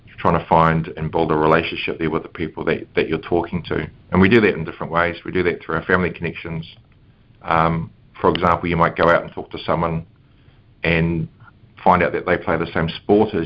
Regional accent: Matapouri, Northland, New Zealand; I was brought up in the North Island in a place called Matapori Bay, which is a little coastal community

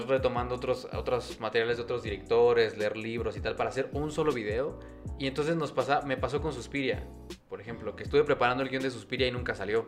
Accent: Mexico; somos mexicanos

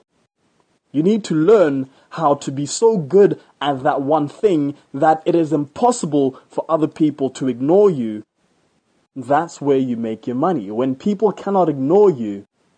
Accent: Botswana; Where I live right now, my home country, Botswana

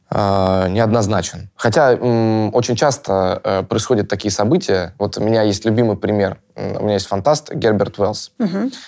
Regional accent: Russia; я россиянин

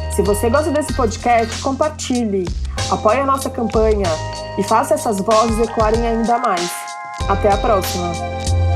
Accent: São Paulo, Brazil; eu cresci em São Paulo

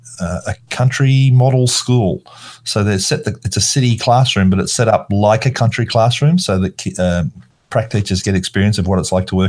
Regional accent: Australia; I'm Australian. I was born here and I grew up in this Australian school system

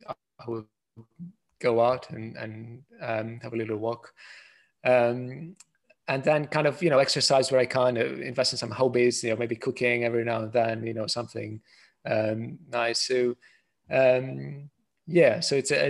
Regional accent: Greece; now in United Kingdom; I am from Greece originally

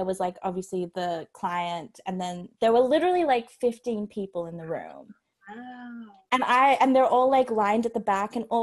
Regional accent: Sydney, New South Wales, Australia; moved away; I'm from Sydney

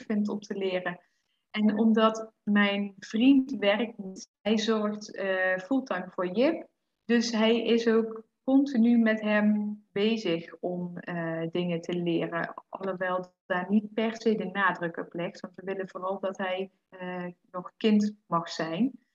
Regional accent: Netherlands; moved away; als Nederlander

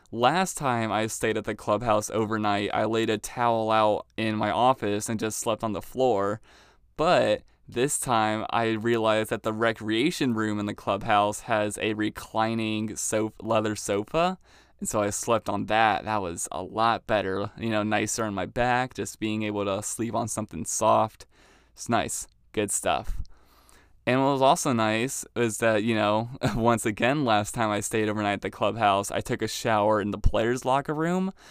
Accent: Maryland, United States; moved away as an adult; now in Youngstown, United States; I'm from Maryland

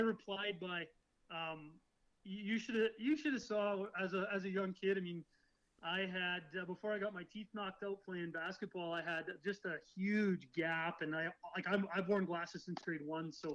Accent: Canada; also born or lived in Kansas City, Missouri, United States / Pocatello, Idaho, United States

